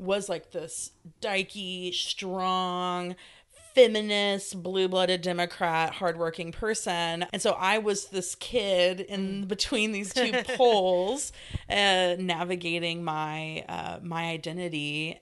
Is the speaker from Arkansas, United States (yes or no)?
yes; Stuttgart, Arkansas, United States; moved away as an adult; also born or lived in California; I was born in California, but I consider my hometown Stuttgart, Arkansas